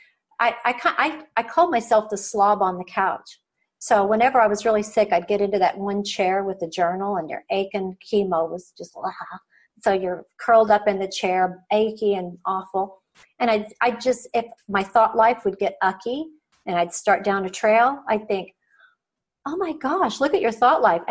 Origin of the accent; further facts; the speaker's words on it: Oklahoma, United States; Growing up in Oklahoma, you know, and under the shadow of the Oral Roberts Prayer Tower